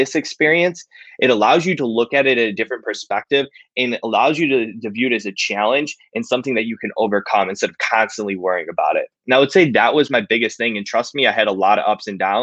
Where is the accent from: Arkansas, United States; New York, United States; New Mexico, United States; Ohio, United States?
Ohio, United States; Cleveland; I'm from Cleveland, Ohio